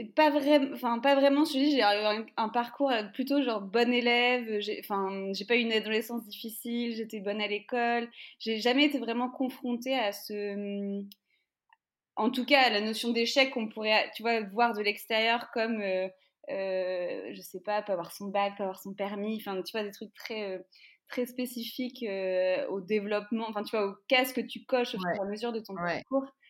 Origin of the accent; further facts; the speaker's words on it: France; nous, en France